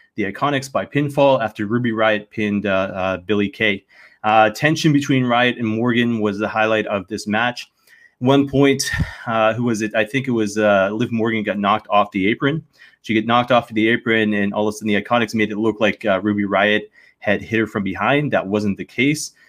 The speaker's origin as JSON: {"language": "English", "country": "Canada", "said": "as a Canadian"}